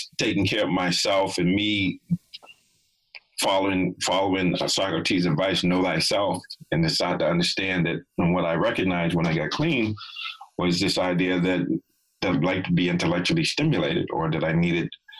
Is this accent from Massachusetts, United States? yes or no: yes; Boston, Massachusetts, United States; I grew up in Boston and lived in Boston when I got clean